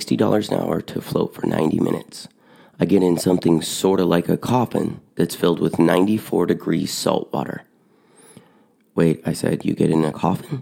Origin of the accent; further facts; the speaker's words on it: Eugene, Oregon, United States; my hometown, Eugene, Oregon